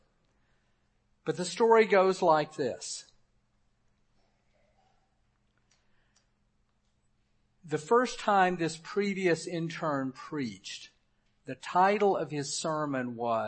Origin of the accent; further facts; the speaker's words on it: Memphis, Tennessee, United States; moved away; I served a 15-month internship in my hometown of Memphis